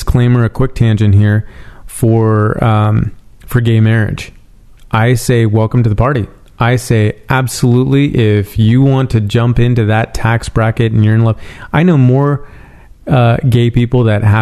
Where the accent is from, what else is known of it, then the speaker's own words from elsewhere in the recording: San Francisco, California, United States; now in Los Angeles, United States; I'm from San Francisco